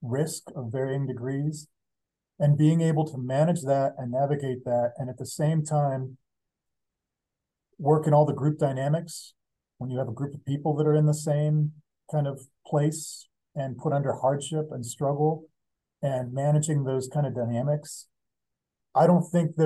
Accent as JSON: {"language": "English", "town": "Pittsburgh", "region": "Pennsylvania", "country": "United States", "tie": "born or raised there", "moved": "as an adult", "lives_now": "Montana, United States", "said": "went to Pittsburgh, which is my hometown"}